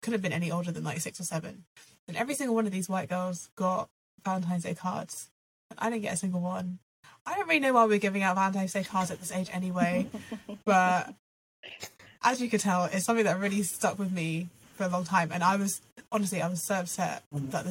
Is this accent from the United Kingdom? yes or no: yes; Reading, South East England, United Kingdom; I grew up in Reading, as you'll know, Claire, predominantly white area